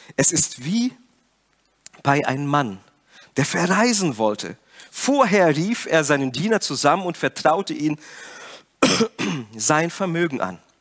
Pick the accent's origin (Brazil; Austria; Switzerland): Brazil; moved away; Ich komme ja aus Brasilien und meine Eltern haben ein Geschäft.